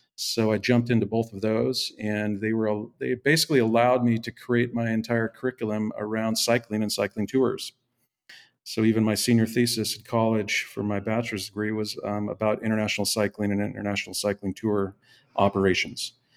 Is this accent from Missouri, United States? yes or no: no; Seattle, Washington, United States; moved away as an adult; also born or lived in Mill Valley; I'm from the Northwest, uh, Seattle is where I would call home. Um, lived my first thirty, thirty-five years, um, in the Seattle metro area